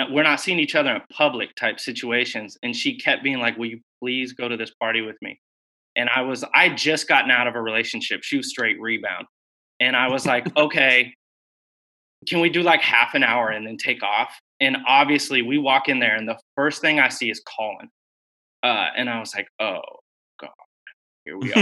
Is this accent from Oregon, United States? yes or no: yes; Corvallis, Oregon, United States; now in Portland, United States; Born and raised in Northside Corvallis